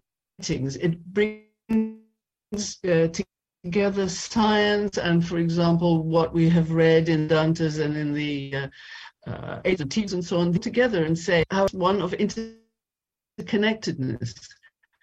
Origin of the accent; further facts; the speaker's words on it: South Africa; also born or lived in London, United Kingdom; now in Amsterdam, Netherlands; I was born in South Africa